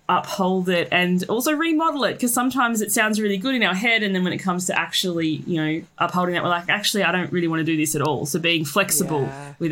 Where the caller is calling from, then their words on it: Australia; So I am joining you from Australia.